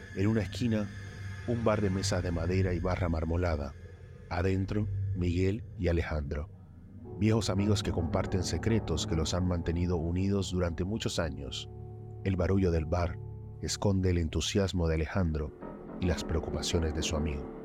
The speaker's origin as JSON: {"language": "Spanish", "country": "Colombia", "also_born_or_lived": "Buenos Aires", "moved": "as an adult", "lives_now": "Argentina", "said": "yo soy colombiano"}